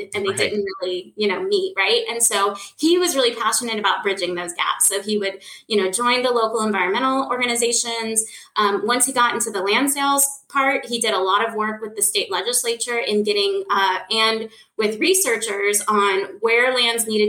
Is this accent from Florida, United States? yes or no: yes; Fernandina Beach, Florida, United States; I was raised here in Northeast Florida on Amelia Island, just a little itty bitty town